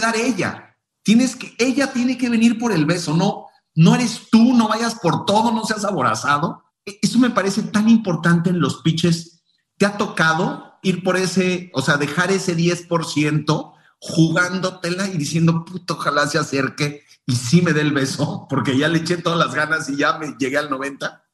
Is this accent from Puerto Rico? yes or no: no; Mexico; nuestra cultura como mexicanos